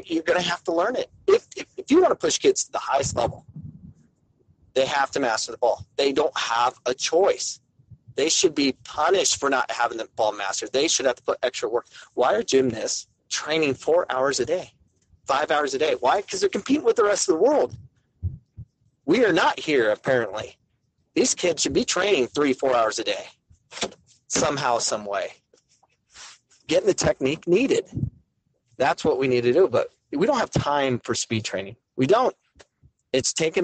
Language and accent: English; Arizona, United States; I grew up in Arizona